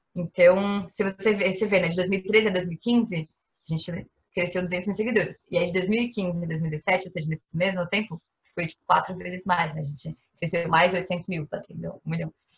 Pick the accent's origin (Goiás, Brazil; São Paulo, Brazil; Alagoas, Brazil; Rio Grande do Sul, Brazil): São Paulo, Brazil; sou aqui de São Paulo